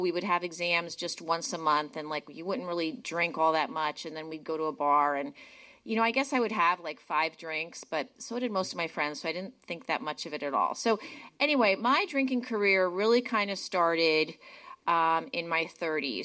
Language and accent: English; New Jersey, United States; moved away; I grew up in New Jersey.